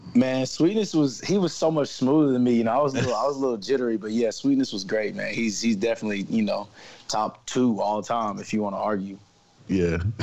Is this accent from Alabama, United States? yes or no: no; Nashville, Tennessee, United States; Tennessee, uh, born and raised. So I'm one of the last of a dying breed here